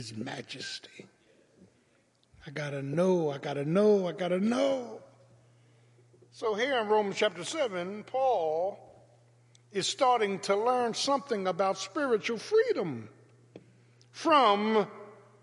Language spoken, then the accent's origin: English; Philadelphia, Pennsylvania, United States; growing up in South Philadelphia